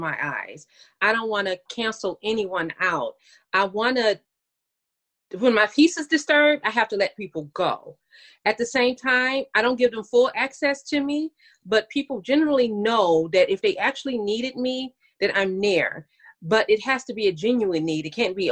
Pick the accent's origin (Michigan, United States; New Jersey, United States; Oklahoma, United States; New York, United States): Michigan, United States; Detroit; now in Dallas, United States; I am actually from Detroit, Michigan, but I live in Dallas, Texas currently